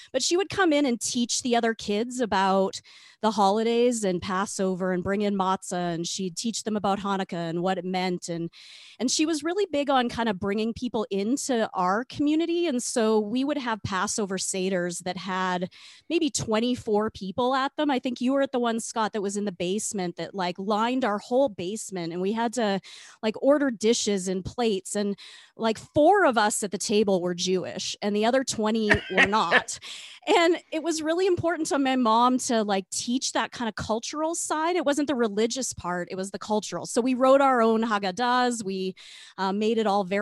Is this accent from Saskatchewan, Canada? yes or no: yes; Regina, Saskatchewan, Canada; now in Calgary, Canada; I grew up in Regina